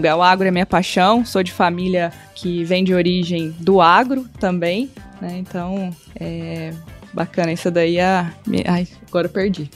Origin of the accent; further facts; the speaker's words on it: Lavras, Minas Gerais, Brazil; eu sou mineira, natural de Lavras